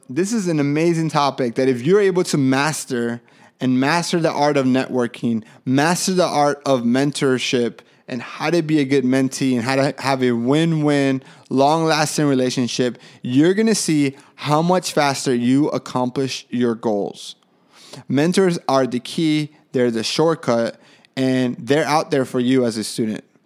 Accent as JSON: {"language": "English", "country": "Colombia", "moved": "yes", "said": "I was from Colombia"}